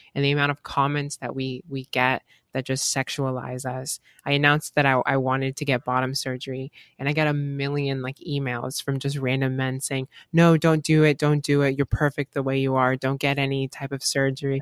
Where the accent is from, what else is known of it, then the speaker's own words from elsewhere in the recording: Gainesville, Florida, United States; I'm from Gainesville, Florida. I live, and I've been living in Florida for almost my entire life